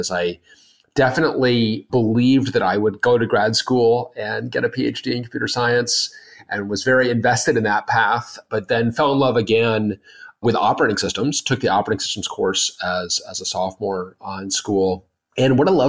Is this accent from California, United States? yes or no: no; Denver, Colorado, United States; moved away as an adult; on the way back home to Denver, I grew up in Denver